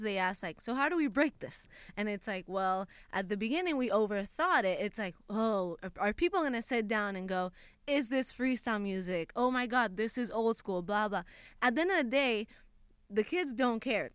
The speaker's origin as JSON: {"language": "English", "country": "Puerto Rico", "moved": "as an adult", "lives_now": "Los Angeles, United States", "said": "I had just moved to LA. I'm from Puerto Rico"}